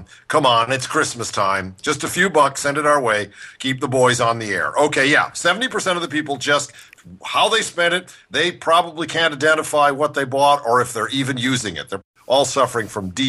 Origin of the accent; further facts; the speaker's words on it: Cleveland, Ohio, United States; now in Los Angeles, United States; it used to be my hometown sport, follow the Indians, as a kid in Cleveland, right?